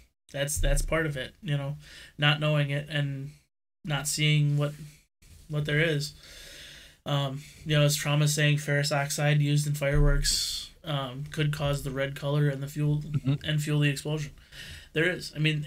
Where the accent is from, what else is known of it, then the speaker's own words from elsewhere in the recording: Wisconsin, United States; I'm from Wisconsin